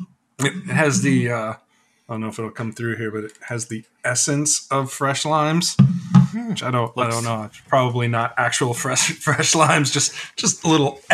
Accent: United States; as an American.

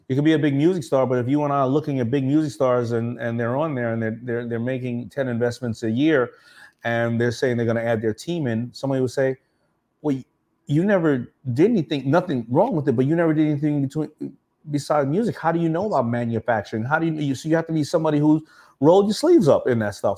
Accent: New York City, New York, United States; I grew up around Shea Stadium

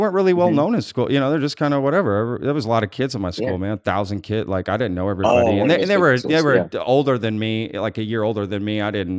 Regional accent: Dallas, Texas, United States; I grew up in Dallas

